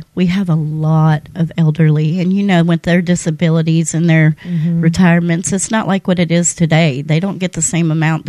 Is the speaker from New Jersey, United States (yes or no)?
no; San Jose, California, United States; born there; now in Mobile, United States; I am originally from California.